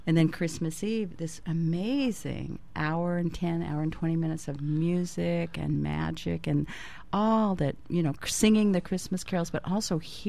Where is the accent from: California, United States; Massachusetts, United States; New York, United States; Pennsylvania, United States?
California, United States; moved away as an adult; now in Maui, United States; I came from California, Jim, where I was a native Californian, and so we didn't have big extended families.